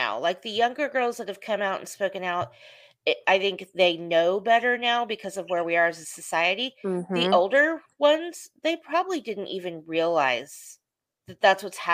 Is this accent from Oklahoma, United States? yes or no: yes; Oklahoma City, Oklahoma, United States; I'm from Oklahoma City. And so like, Shannon Miller's from my hometown